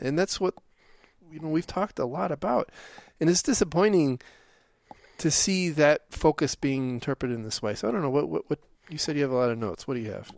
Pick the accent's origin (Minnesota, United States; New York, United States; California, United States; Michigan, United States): Michigan, United States; Detroit; we grew up in Detroit